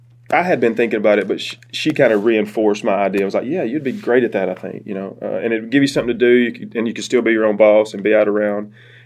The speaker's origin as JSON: {"language": "English", "town": "Cordova", "region": "Alabama", "country": "United States", "also_born_or_lived": "New York / Birmingham", "moved": "as an adult", "said": "I'm from Cordova, originally."}